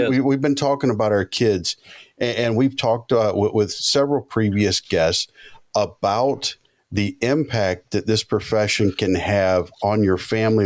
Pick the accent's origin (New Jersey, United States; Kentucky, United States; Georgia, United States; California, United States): Georgia, United States; I grew up in Georgia